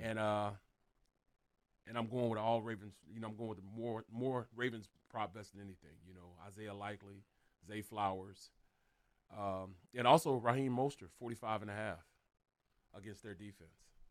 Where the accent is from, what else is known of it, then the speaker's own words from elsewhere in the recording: North Carolina, United States; I was from Carolina, North Carolina.